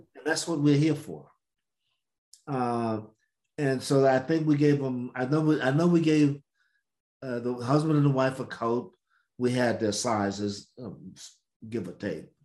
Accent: the South, United States; I'm from the South

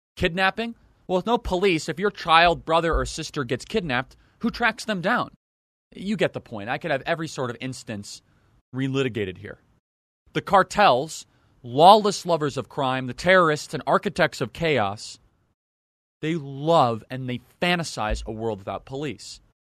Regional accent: United States; I grew up in the Northwest suburbs

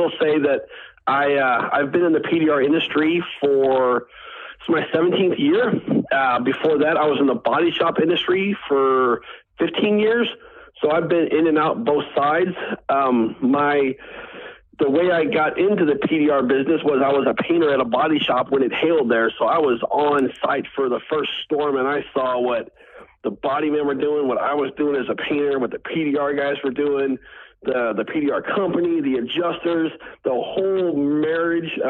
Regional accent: St. Louis, Missouri, United States; I grew up in St. Louis, Missouri

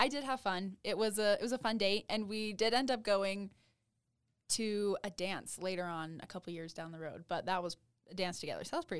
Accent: Ogden, Utah, United States; I'm from Ogden

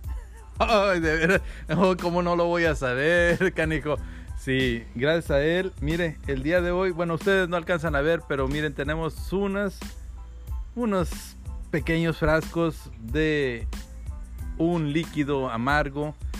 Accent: Ciudad Victoria, Tamaulipas, Mexico; also born or lived in Matamoros; sí, efectivamente soy de Ciudad Victoria, Tamaulipas, muy, muy orgulloso de ser de ese pequeño pueblo

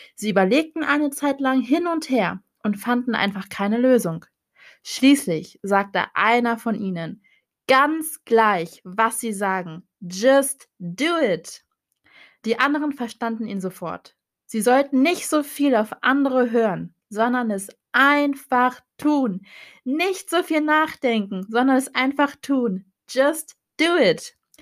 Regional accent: Hannover, Lower Saxony, Germany; ich komme aus Hannover, ich bin 22 Jahre jung

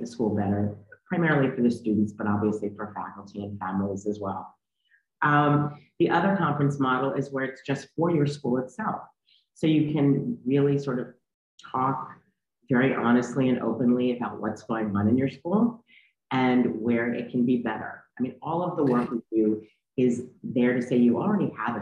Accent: New York City, New York, United States; I am a white Jewish woman who grew up in New York City. I still live here.

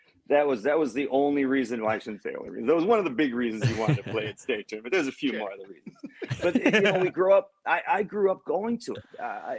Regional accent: Bloomington, Minnesota, United States; I remember growing up in Bloomington

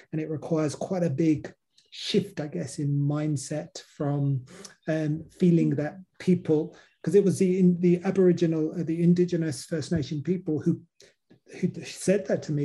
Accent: England, United Kingdom; now in Australia; growing up in England, we didn't have an indigenous community

